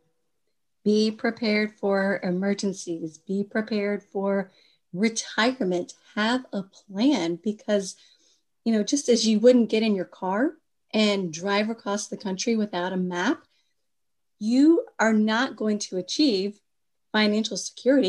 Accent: Kentucky, United States; moved away as an adult; also born or lived in Washington, D.C.; when I moved back from Washington, D.C. to my home state of Kentucky

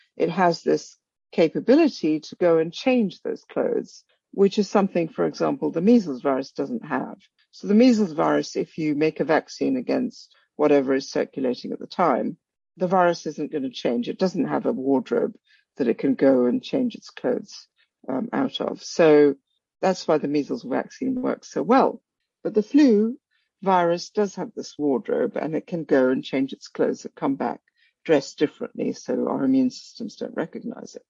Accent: Kolkata, West Bengal, India; moved away as an adult; also born or lived in Africa / Princeton, United States; now in Oxford, United Kingdom; I was born in Calcutta. I spent some of my early childhood in Africa and but mainly grew up in Calcutta

